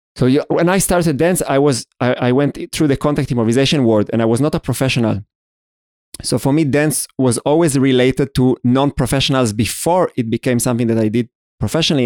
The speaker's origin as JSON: {"language": "English", "country": "Israel", "tie": "born or raised there", "said": "I was born in Israel, I'm Jewish, I went through this ceremony at the age of thirteen"}